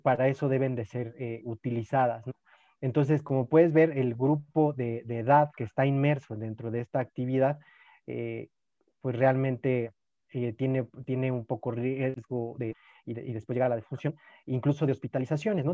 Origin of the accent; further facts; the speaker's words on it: Mexico; como mexicanos